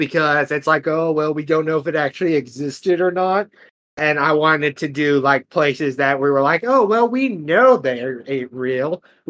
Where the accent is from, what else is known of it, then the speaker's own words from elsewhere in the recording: United States; we're American